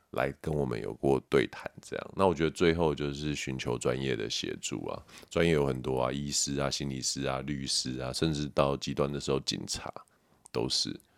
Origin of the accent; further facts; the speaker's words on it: Taiwan; 身为台湾人